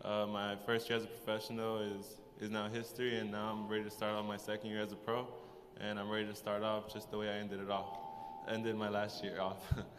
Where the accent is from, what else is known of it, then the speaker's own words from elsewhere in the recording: Los Angeles, California, United States; I'm from Los Angeles, California.